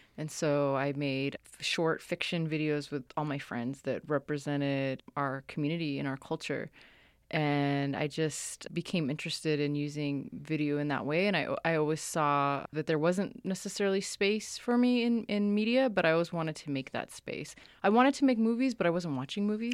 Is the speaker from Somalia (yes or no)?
yes; Somalia; moved away; I'm from Somalia